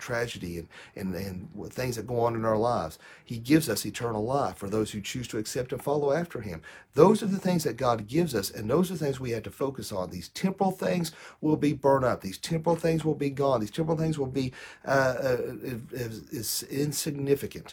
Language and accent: English; United States; United States